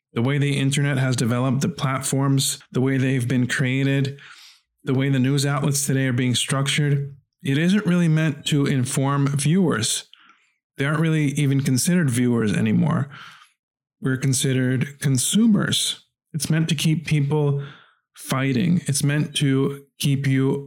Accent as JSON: {"language": "English", "town": "New York City", "region": "New York", "country": "United States", "tie": "born or raised there", "said": "where I grew up in Brooklyn, New York, my very first job while I was still in junior high school was a paper boy."}